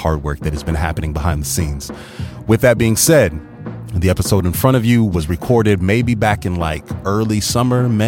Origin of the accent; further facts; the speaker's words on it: Midwest, United States; now in Atlanta, United States; I'm from the Midwest originally